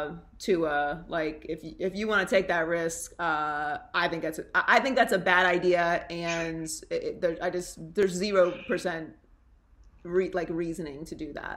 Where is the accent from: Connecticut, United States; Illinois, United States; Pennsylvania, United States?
Pennsylvania, United States; Pittsburgh; moved away; also born or lived in Central Florida; I'm from Pittsburgh. I lived in Central Florida for a while. I lived in Florida for a very long time.